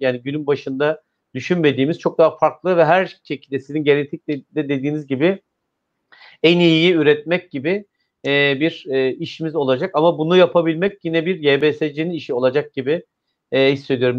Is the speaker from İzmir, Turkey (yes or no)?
yes; İzmir, Turkey; ben bir İzmirli olarak